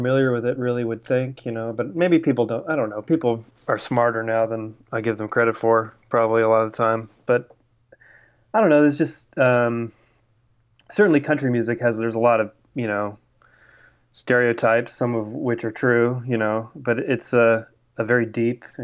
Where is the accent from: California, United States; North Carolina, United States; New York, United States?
California, United States; San Francisco Bay Area; moved away as an adult; now in Nashville, United States; I'm from the San Francisco Bay Area, and I was sort of a musical child growing up